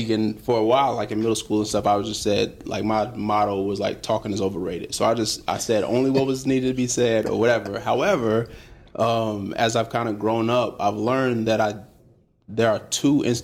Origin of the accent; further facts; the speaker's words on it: Huntsville, Alabama, United States; So I'm from Huntsville, Alabama.